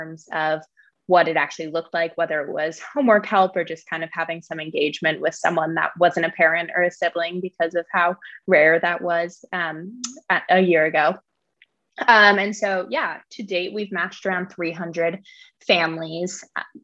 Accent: San Francisco, California, United States; I'm calling in from San Francisco right now, which is where I grew up

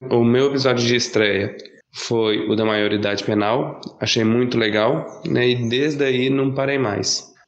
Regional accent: Belo Horizonte, Minas Gerais, Brazil; sou de Minas Gerais, é, mais especificamente de Belo Horizonte.

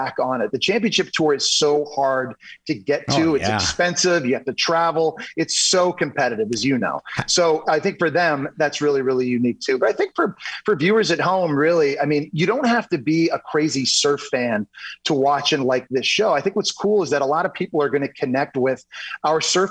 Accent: Ottawa, Ontario, Canada; I grew up in Ottawa, Canada

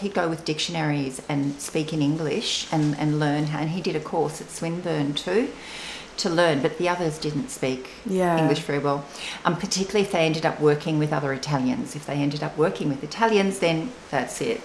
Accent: Melbourne, Victoria, Australia; first language Venetian Istrian dialect; English is a second language; also born or lived in Northern Italy (family origin); I grew up in Box Hill when I was really little, and just when I started primary school.

